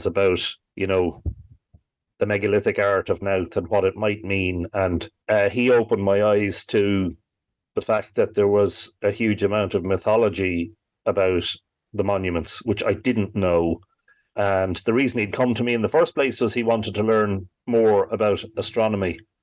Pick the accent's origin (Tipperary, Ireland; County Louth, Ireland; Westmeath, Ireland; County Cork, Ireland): County Louth, Ireland; Drogheda; growing up in Drogheda during the 80s